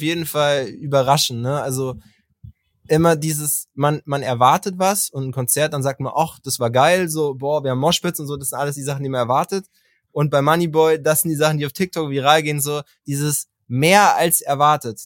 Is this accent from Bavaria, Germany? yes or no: yes; Bavaria, Germany; und ich halt auch aus Bayern